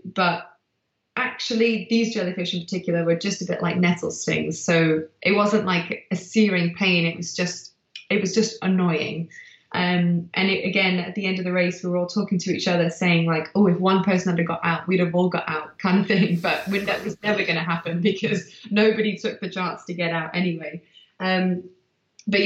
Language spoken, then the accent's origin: English; Manchester, North West England, United Kingdom; also born or lived in South Africa; I'm from Manchester.